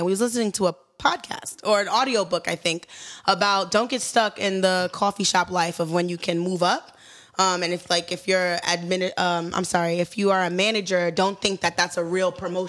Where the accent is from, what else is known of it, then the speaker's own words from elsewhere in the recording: Brooklyn, New York, United States; So I'm from Bed-Stuy originally.